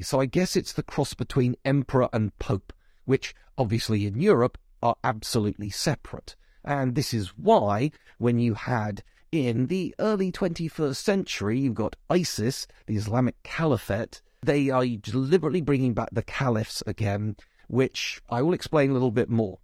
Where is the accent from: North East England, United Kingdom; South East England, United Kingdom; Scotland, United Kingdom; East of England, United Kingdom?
South East England, United Kingdom; you can tell from my accent that I've clearly been brought up in Britain, probably the southeast.